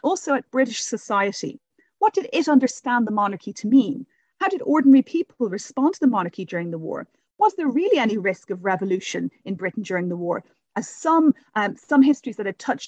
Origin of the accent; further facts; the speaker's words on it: Dublin, Leinster, Ireland; now in London, United Kingdom; I'm come from originally from Dublin